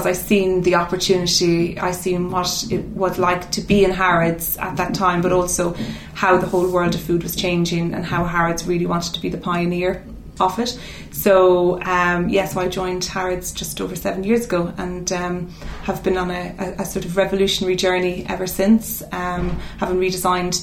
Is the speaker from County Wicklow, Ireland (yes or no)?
no; Mount Nugent, County Cavan, Ireland; moved away as an adult; also born or lived in Dublin; now in London, United Kingdom; I was born in Cavan, in a little village called Mount Nugent